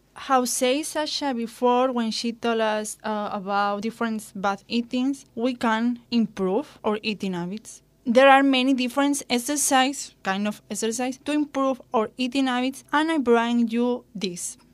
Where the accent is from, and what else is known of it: Spain; born or raised there; English is a second language